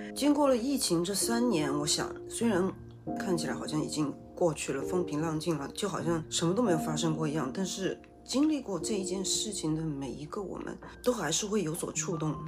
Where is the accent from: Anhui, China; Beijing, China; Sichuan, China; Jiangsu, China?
Sichuan, China; moved away; 我们四川人呢，至少在我们家里啊，是算实际的年龄的